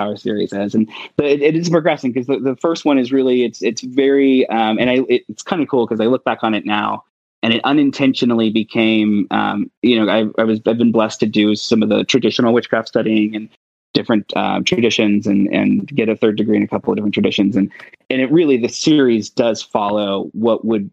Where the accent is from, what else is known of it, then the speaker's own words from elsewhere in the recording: Brown County, Ohio, United States; We were very poor, growing up in Brown County, Ohio.